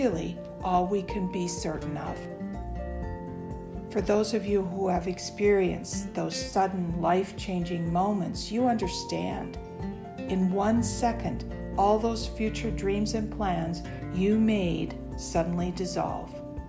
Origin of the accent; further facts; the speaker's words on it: United States; I'm an American